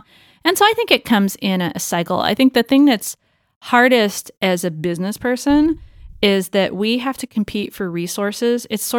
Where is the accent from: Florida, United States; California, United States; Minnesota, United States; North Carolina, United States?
California, United States; Los Angeles; now in San Francisco, United States; Los Angeles. I always wanted to get away from Los Angeles, come to San Francisco.